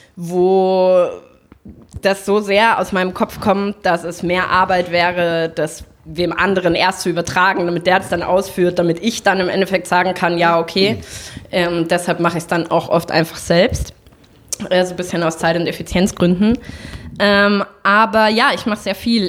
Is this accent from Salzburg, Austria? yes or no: yes; Salzburg, Austria; moved away as an adult; now in Berlin, Germany; ich bin in Salzburg aufgewachsen